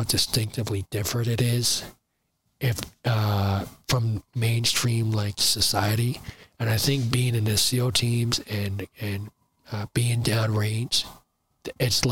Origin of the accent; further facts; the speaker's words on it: New Jersey, United States; also born or lived in Burlington City, New Jersey / Riverside, New Jersey / Willingboro, New Jersey / Browns Mills, New Jersey; I grew up in South Jersey